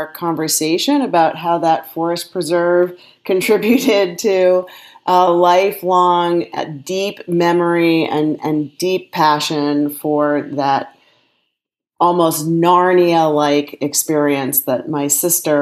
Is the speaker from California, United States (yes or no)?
no; Evanston, Illinois, United States; I, in fact, grew up in Evanston, Illinois